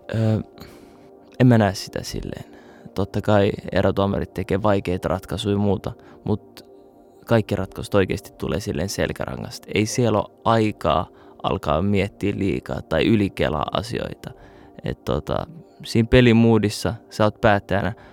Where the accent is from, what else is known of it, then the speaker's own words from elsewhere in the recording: Finland; also born or lived in Saudi Arabia / Kuopio / Turku / Iraq (roots); now in Helsinki, Finland; mä olin kymmenen, kun muutettiin Turkuun sit taas